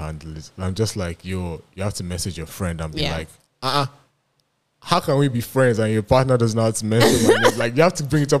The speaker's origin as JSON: {"language": "English", "country": "Nigeria", "moved": "yes", "lives_now": "Toronto, Canada", "said": "I had experienced everything there was to experience as being in Nigeria, and in terms of, like, just being, like the ultimate Nigerian."}